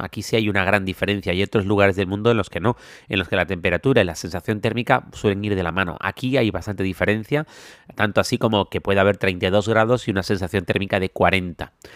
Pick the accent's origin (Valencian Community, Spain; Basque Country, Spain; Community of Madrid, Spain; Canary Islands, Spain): Canary Islands, Spain; now in Thailand; soy canario, donde no solemos tener este tipo de tormentas